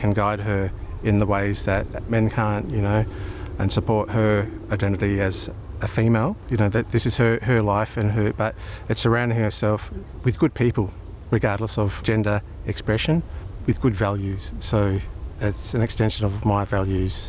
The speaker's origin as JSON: {"language": "English", "town": "Darwin", "region": "Northern Territory", "country": "Australia", "tie": "born or raised there", "also_born_or_lived": "Brisbane", "moved": "yes", "lives_now": "South Australia, Australia", "said": "I was born in Brisbane but raised in Darwin amongst my Aboriginal family"}